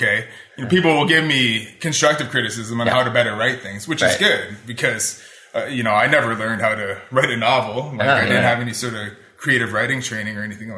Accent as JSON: {"language": "English", "town": "Parry Sound", "region": "Ontario", "country": "Canada", "tie": "born or raised there", "moved": "yes", "lives_now": "Ottawa, Canada", "said": "I did this one reading in my hometown, like in Parry Sound"}